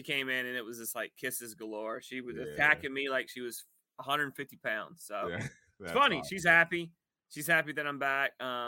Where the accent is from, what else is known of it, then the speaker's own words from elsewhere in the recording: Dallas, Georgia, United States; now in Woodstock, United States; in Dallas, Georgia, where I grew up